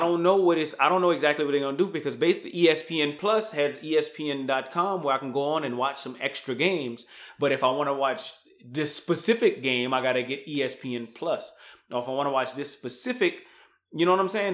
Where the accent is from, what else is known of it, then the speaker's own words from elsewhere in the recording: Louisiana, United States; moved away; I'm from Louisiana